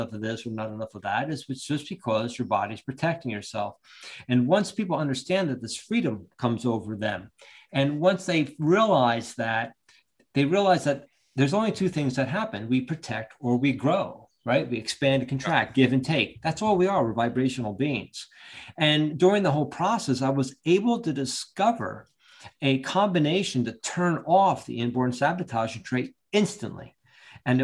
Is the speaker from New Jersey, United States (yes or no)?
yes; Long Branch, New Jersey, United States; also born or lived in Ocean Township, New Jersey; I originally grew up in Long Branch.